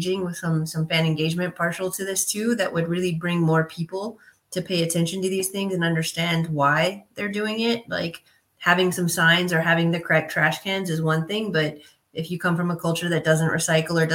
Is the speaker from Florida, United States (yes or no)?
no; Southern California, United States; moved away as an adult; also born or lived in Europe; growing up in Southern California